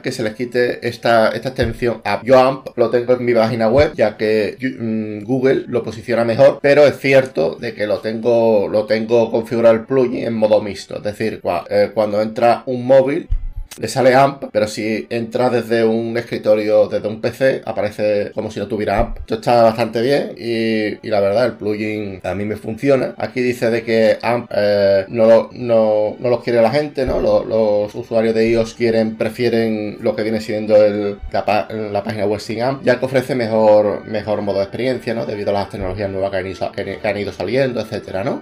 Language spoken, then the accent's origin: Spanish; Spain; en mi país, España